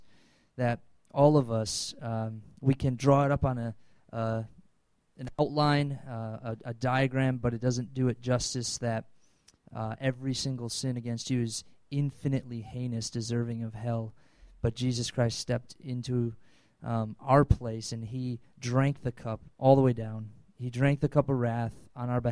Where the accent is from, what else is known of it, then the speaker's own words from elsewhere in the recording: Wisconsin, United States; I'm from Wisconsin